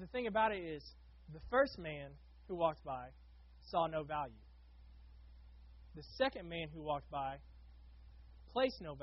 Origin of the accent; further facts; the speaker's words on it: Oklahoma, United States; now in Florida, United States; I grew up in Oklahoma working at an automotive shop.